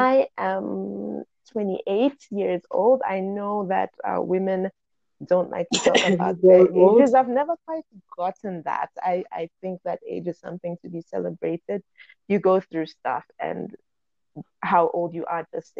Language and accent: English; Gaborone, Botswana; also born or lived in Mochudi, Botswana; I was born in Botswana. I was born in Mutshudi, but for all intents and purposes, I grew up in Gaborone, the capital city.